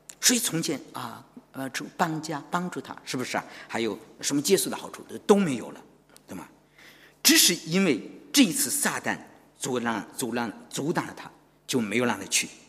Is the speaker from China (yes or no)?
yes; China; 我们中国人常常是我们日久啊见真情，是吧？